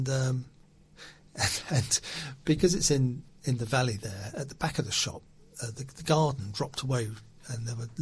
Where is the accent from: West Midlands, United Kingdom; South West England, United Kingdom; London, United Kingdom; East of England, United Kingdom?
London, United Kingdom; Hamsey Green; also born or lived in Old Coulsdon; I was born in Old Calls, then went to Toldine Primary first of all. Then we family moved to Hemsey Green. I went to school in Hemsey Green. Then secondary school was Riddlesdown